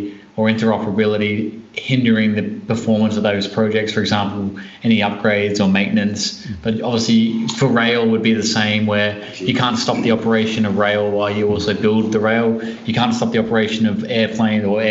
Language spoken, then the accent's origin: English; Australia; we're from Australia